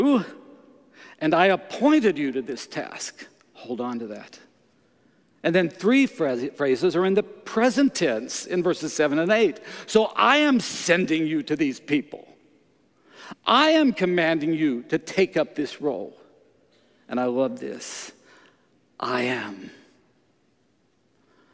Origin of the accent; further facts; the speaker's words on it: Canada; I'm from Canada